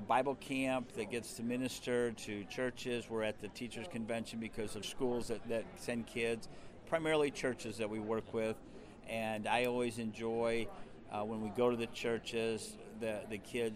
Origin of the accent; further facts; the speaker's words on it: Michigan, United States; moved away as an adult; also born or lived in Watertown, Wisconsin / northern Wisconsin; now in Wisconsin, United States; I grew up in Michigan.